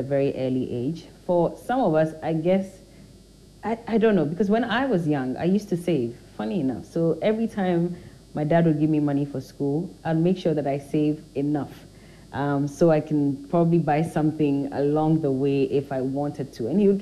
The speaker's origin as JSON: {"language": "English", "town": "Teshi", "region": "Greater Accra", "country": "Ghana", "tie": "born or raised there", "also_born_or_lived": "North Kaneshie / Cantonments / Mataheko / Dansoman", "said": "So Teshi is where I lived my early youthful years"}